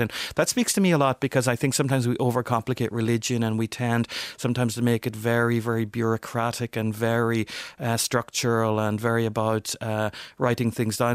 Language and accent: English; Northern Ireland, United Kingdom; my background growing up in Northern Ireland